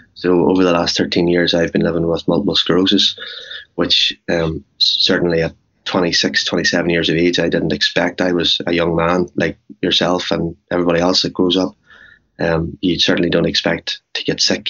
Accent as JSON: {"language": "English", "town": "Cookstown", "region": "Northern Ireland", "country": "United Kingdom", "tie": "born or raised there", "also_born_or_lived": "New York", "moved": "as an adult", "said": "born and bred in Cookstown."}